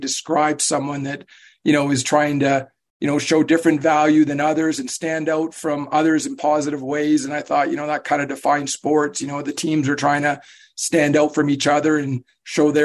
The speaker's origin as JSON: {"language": "English", "town": "Vancouver", "region": "British Columbia", "country": "Canada", "tie": "born or raised there", "also_born_or_lived": "Michigan", "moved": "as an adult", "lives_now": "Utah, United States", "said": "I grew up in Vancouver, Canada."}